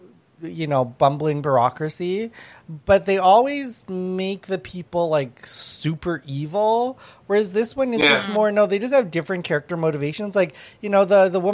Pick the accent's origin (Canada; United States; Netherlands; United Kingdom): Canada; as a Canadian